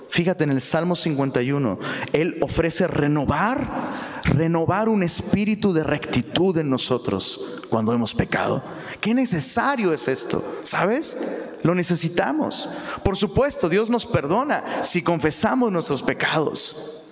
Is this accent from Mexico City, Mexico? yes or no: yes; Mexico City, Mexico; now in Monterrey, Mexico; yo me vine de Ciudad de México pensando, uy, en Monterrey, Nuevo León, las montañas, puro aire fresco, aire limpio, pobre de mí.